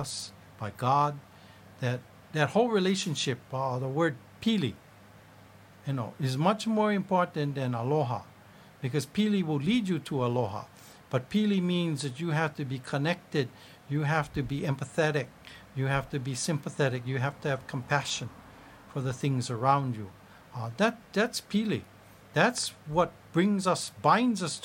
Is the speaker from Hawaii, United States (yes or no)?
yes; Hawaii, United States; being Hawaiian